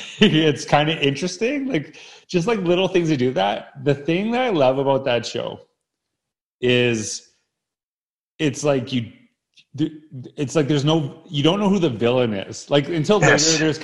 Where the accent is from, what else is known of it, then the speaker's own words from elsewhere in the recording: Humboldt, Saskatchewan, Canada; So I grew up in Humboldt, Saskatchewan.